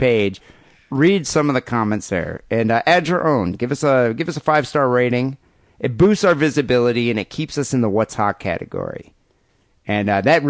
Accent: Michigan, United States; We're from Michigan.

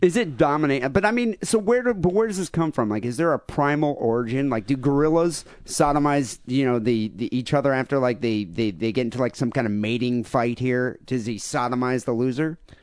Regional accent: Bay City, Michigan, United States; we grew up in an area of Michigan

